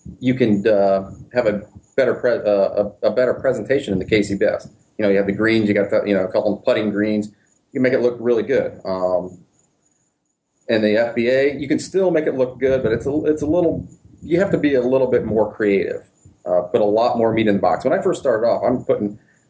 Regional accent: Toledo, Ohio, United States; moved away as an adult; now in Florida, United States; I'm originally from Ohio.

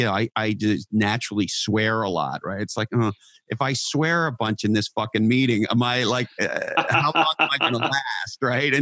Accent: Canada; now in California, United States; I'm from Canada, by way of example, and I live in California.

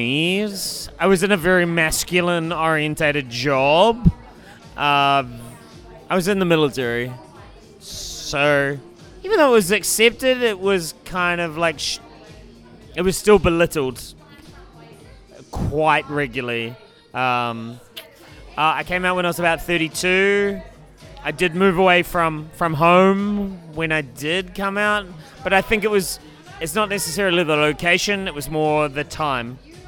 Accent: New Zealand; now in Canada; I'm originally from New Zealand, born and raised. Moved to Canada about 5 years ago.

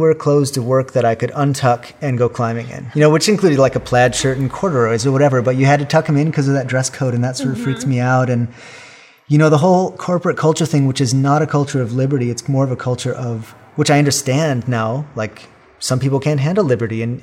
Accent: outside of Chicago, Illinois, United States; moved away as an adult; now in Kansas City, United States; I grew up in the outside of Chicago, essentially the greater metropolitan area of Chicagoland

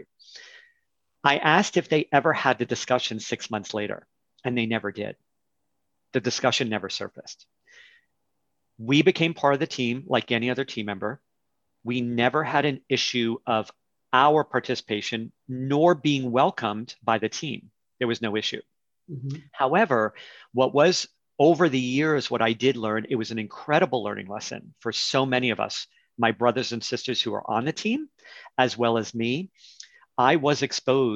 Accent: New York City, New York, United States; growing up in New York City

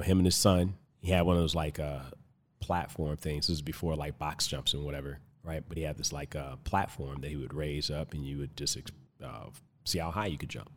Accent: Compton, California, United States; now in Tucson, United States; originally I'm from Compton, California.

